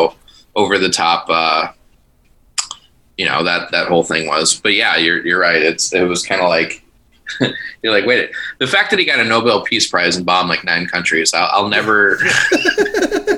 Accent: Hinsdale, Illinois, United States; I'm originally from Hinsdale

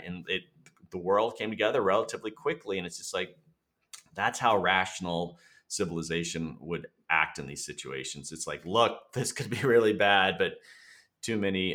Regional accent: Florida, United States; I'm from Florida. I'm a native Floridian

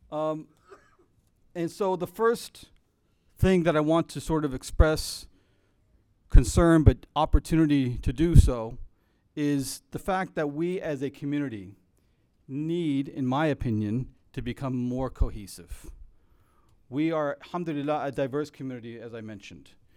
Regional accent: United States; as American Muslims

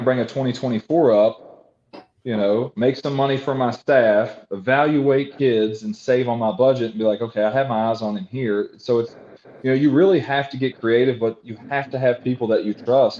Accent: Christiansburg, Virginia, United States; I'm from Christiansburg, Virginia Tech area. I've coached in this region my entire life.

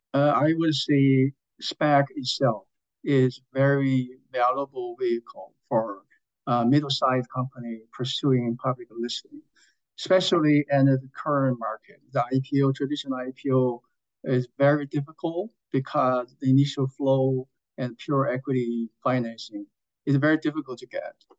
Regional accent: China; moved away; I was from China originally

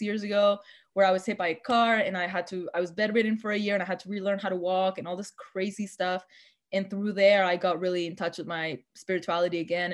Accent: Argentina; moved away; my hometown in Argentina

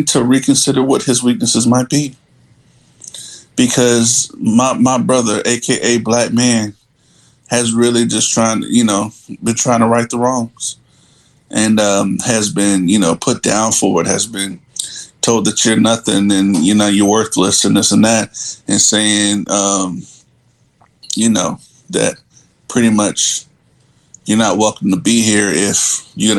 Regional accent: New Jersey, United States; we're from Jersey, so that's, you know, that's how we were brought up

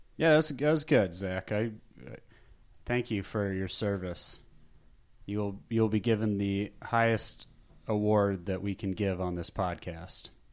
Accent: Scottsdale, Arizona, United States; now in Los Angeles, United States; growing up in Scottsdale, Arizona

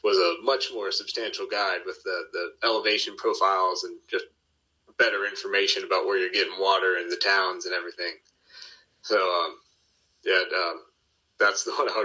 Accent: Atlanta, Georgia, United States; I grew up in Atlanta, or I grew up in the suburbs of Atlanta.

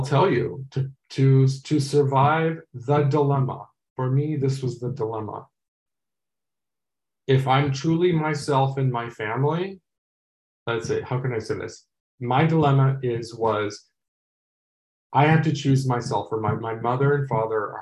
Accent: Los Angeles, California, United States; I'm from Los Angeles

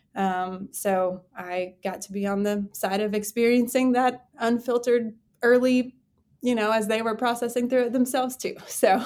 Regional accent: Texas, United States; I grew up in Texas, Texas born and raised

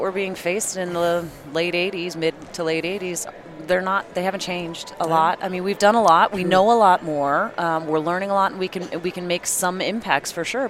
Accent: the East, United States; moved away; I grew up back east as well

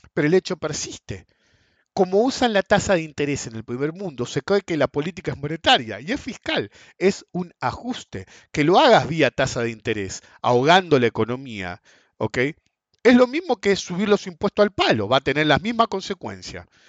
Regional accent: Argentina; nosotros como argentinos

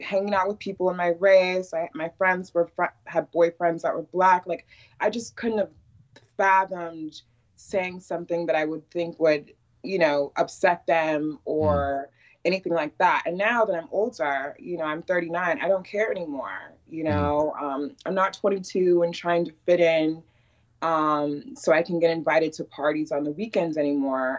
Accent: Iowa, United States; also born or lived in Chicago, Illinois; They decided to keep us, which is my parents in Iowa. So that was when I was 4 and 5. I was born in Chicago

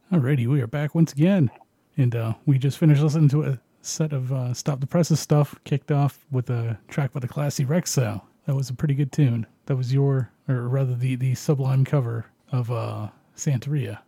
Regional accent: Canada; I'm Canadian

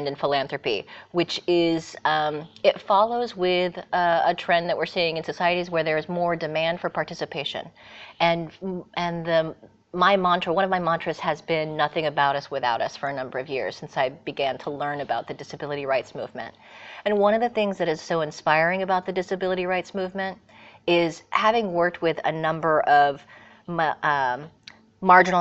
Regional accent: Bay Area, California, United States; moved away as an adult; now in Barcelona, Spain; raised in California in the Bay Area

